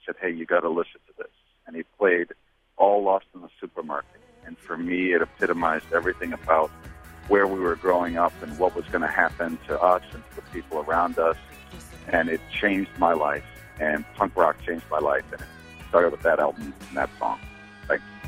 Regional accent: northwest Indiana, United States; now in Chicago, United States; I grew up in a post industrial town in northwest Indiana

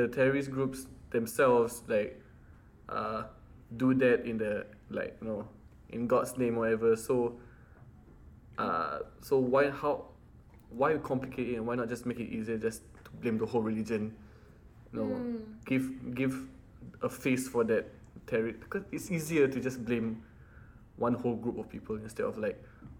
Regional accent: United States; as an American

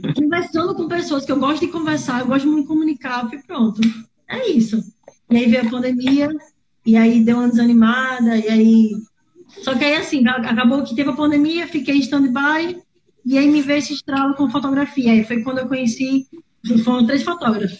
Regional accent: Paraíba, Brazil; atualmente moro em João Pessoa, sou paraibana

